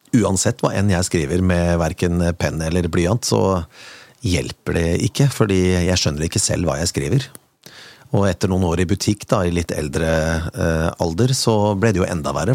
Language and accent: Norwegian; Kongsberg, Buskerud, Norway; min hjemby